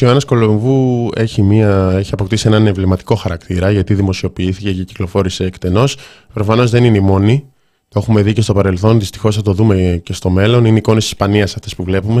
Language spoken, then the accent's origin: Greek; Thessaloniki, Central Macedonia, Greece; είμαι από τη Θεσσαλονίκη